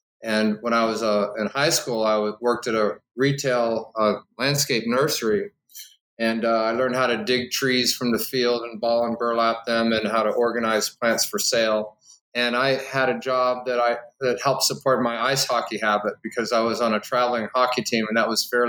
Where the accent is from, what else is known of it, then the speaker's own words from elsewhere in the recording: Omaha, Nebraska, United States; moved away as an adult; also born or lived in Southern California / Illinois / Ohio / Florida; I'm a Nebraskan. I was born in Omaha … I lived in Southern California for a few years, then back to Nebraska, then Illinois, and then Ohio.